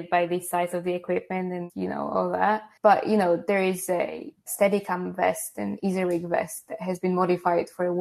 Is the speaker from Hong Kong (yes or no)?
no; Poland; English is a second language; now in United Kingdom